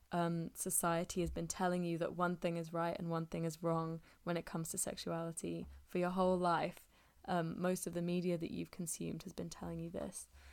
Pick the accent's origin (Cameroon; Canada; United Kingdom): United Kingdom; England; I'm speaking as an English person